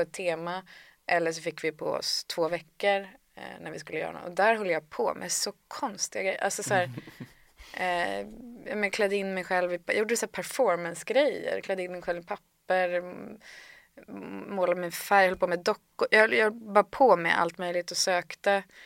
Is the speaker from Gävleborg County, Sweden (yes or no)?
no; Härnösand, Västernorrland County, Sweden; also born or lived in Gothenburg, Sweden; jag föddes i Göteborg, men sen flyttade vi till Härnösand när jag var fyra